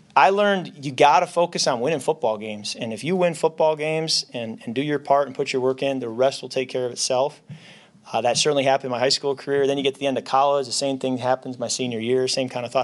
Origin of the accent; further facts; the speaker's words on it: Holland, Michigan, United States; moved away; our paper in my hometown